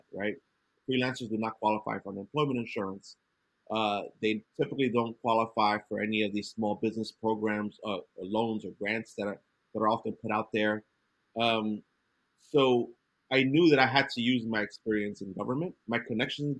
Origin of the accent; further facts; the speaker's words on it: New York City, New York, United States; I grew up in Brooklyn